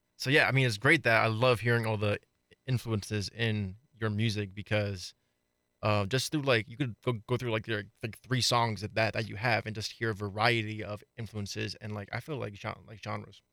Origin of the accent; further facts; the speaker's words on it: East Coast, United States; moved away; I'm not from Colorado, I'm from, I'm from the East Coast